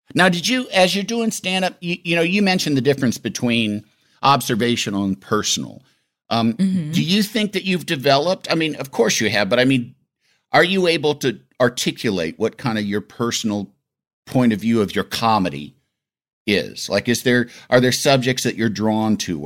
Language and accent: English; Illinois, United States; growing up in Illinois